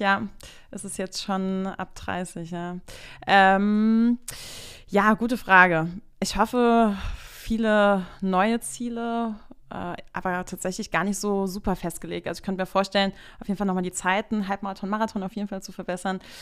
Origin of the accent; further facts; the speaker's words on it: Bad Kreuznach, Rhineland-Palatinate, Germany; ich komme auch gebürtig aus Bad Kreuznach